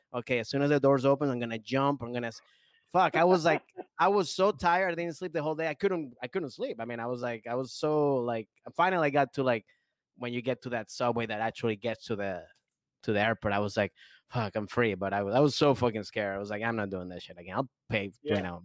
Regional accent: Maryland, United States; now in Los Angeles, United States; I grew up in Maryland, D.C.

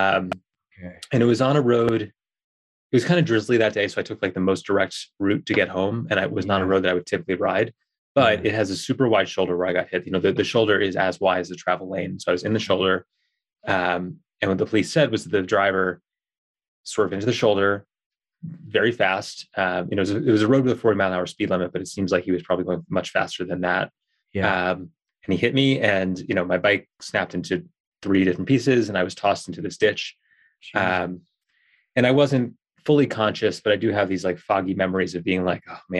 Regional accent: New York, United States; moved away as an adult; now in Colorado, United States; I'm from New York originally. I, you know, lived most of my life on the East Coast.

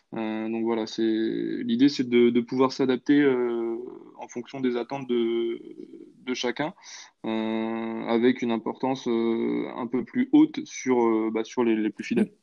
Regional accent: Nantes, Pays de la Loire, France; je suis nantais

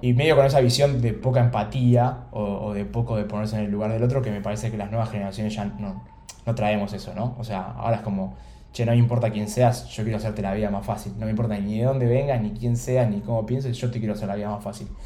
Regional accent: Buenos Aires, Argentina; nací acá en Buenos Aires, en Capital

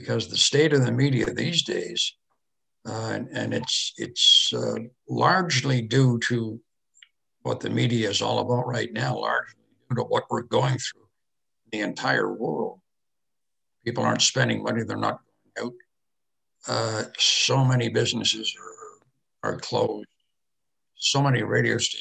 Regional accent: Canada; I'm a Canadian

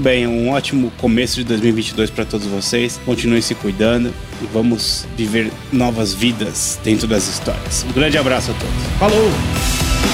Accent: São Paulo, Brazil; a gente é de São Paulo aqui

